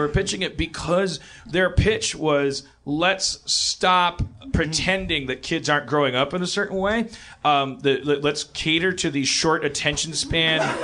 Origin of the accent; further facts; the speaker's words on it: Milwaukee, Wisconsin, United States; moved away; I'm from Milwaukee